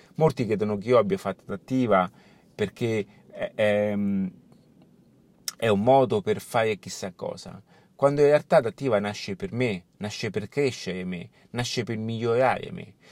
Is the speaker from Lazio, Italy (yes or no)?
yes; Rome, Lazio, Italy; also born or lived in Barcelona; anche io sono di Roma, quando sono appunto in Italia sono di Roma